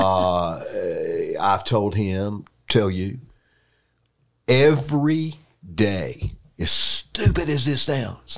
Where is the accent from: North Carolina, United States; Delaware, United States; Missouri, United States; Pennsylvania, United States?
North Carolina, United States; Raleigh; I grew up around lawyers in Raleigh